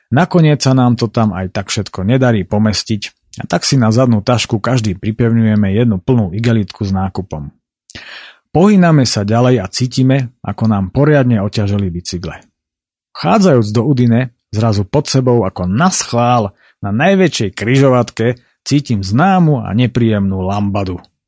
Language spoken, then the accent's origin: Slovak; Spiš, Slovakia; u nás na Spiši